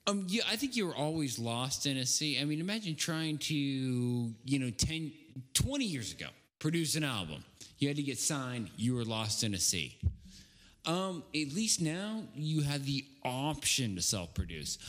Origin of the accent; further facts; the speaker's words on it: the Northwest, Pacific Northwest, United States; I'm from the Northwest